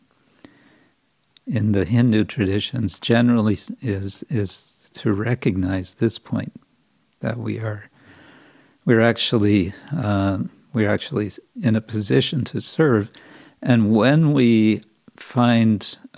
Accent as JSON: {"language": "English", "region": "California", "country": "United States", "tie": "born or raised there", "said": "I grew up in California"}